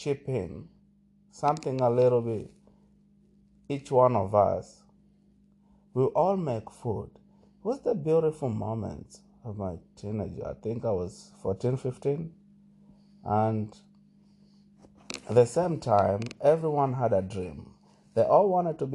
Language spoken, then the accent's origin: English; Malindi, Kilifi County, Kenya; moved away; when I was growing up in Malindi